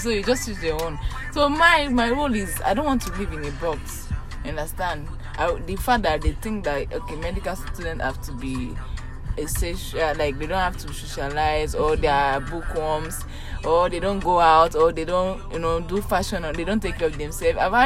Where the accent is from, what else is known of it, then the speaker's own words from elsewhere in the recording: Yorubaland, Nigeria; accent: Yoruba; now in Makati, Philippines; I'm Yoruba. I did say that. Even my accent should have said it